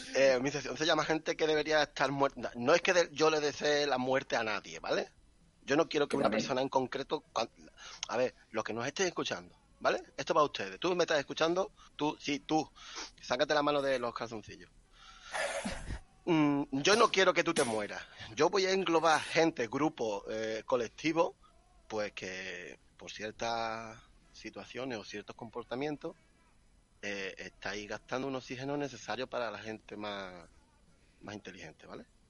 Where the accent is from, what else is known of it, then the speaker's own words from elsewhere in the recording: Ardales, Andalusia, Spain; En Ardales, en mi pueblo se llama Ardales